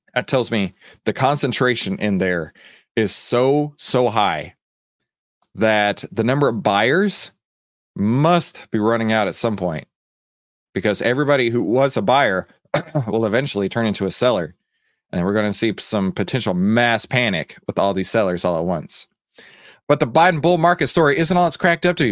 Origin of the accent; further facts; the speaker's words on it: Texas, United States; Texas, my home state